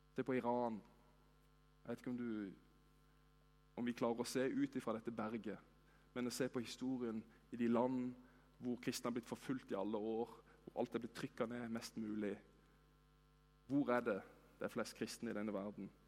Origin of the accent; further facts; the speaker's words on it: Norway; vi er jo nordmenn